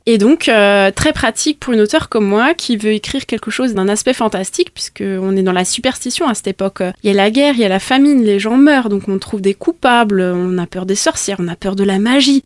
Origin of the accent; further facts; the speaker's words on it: Bergheim, Grand Est, France; now in Munster valley, France; je suis originaire de Bergheim, même si aujourd'hui j'habite la vallée de Münster.